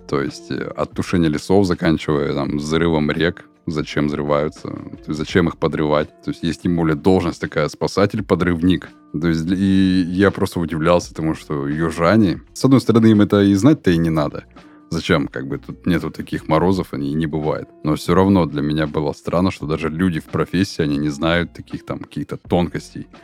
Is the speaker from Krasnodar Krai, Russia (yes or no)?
no; Surgut, Khanty-Mansi Autonomous Okrug, Russia; мой родной город Сургут